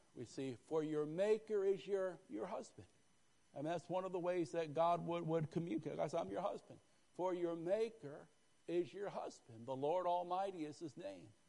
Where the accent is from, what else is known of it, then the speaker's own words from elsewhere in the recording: Northeast, United States; I grew up in the Northeast